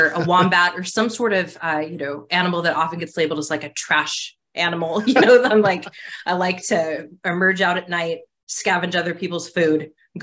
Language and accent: English; Arizona, United States; I grew up in Arizona, which is one of our desert states.